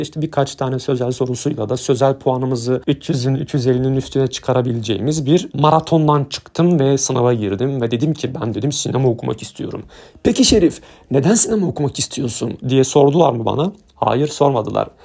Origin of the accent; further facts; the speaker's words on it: Diyarbakır, Diyarbakır Province, Turkey; also born or lived in Mardin; Mardin'de doğdum, Diyarbakır'da büyüdüm.